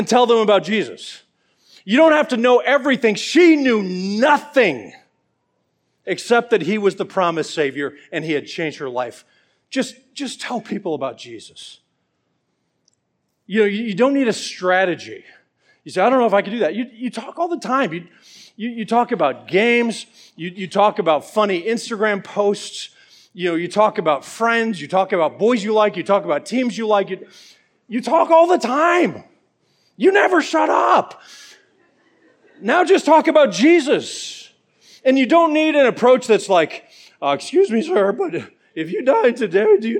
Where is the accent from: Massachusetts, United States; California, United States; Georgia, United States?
Georgia, United States; Atlanta; I'm from Atlanta